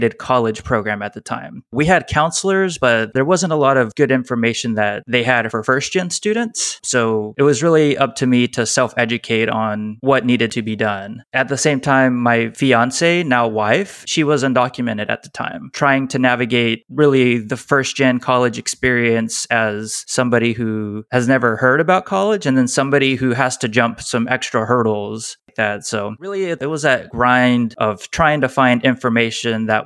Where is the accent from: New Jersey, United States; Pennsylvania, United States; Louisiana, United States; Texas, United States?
Texas, United States; Pasadena; I grew up in Pasadena, Texas